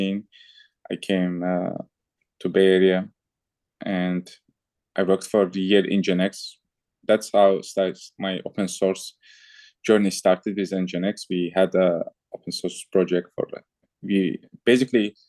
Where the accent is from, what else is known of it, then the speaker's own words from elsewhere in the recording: Azerbaijan; moved away as an adult; also born or lived in France / Germany; I'm originally from Azerbaijan